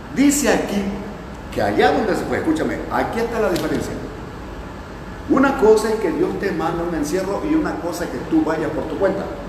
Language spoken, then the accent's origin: Spanish; Palizada, Campeche, Mexico; moved away; de mi tierra palizada